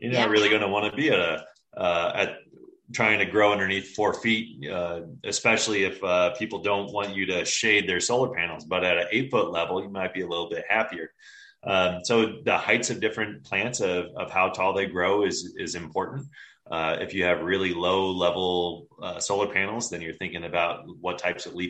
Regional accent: Johnson City, Tennessee, United States; now in Colorado, United States; I grew up in Northeast Tennessee, so Johnson City

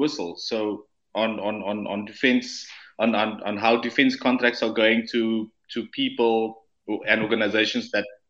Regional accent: South Africa; I even feel afraid saying that as a South African

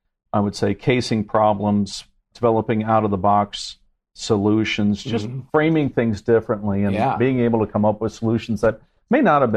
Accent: Mishawaka, Indiana, United States; moved away; also born or lived in China; I grew up in South Bend, Indiana area, Mishawaka, Indiana.

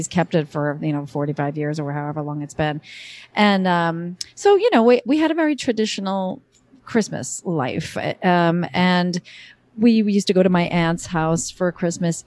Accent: Northeast, United States; I grew up in the Northeast, and it was, you know, the weather. It's cold and snowy

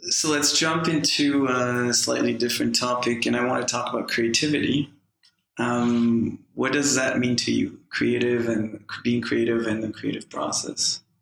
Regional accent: Saskatoon, Saskatchewan, Canada; now in Los Angeles, United States; Saskatoon, Saskatchewan.

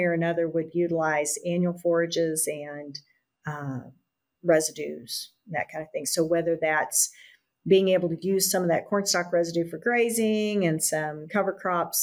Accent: Amarillo, Texas, United States; I grew up outside of Amarillo, Texas, on an integrated farm, dry land farming operation

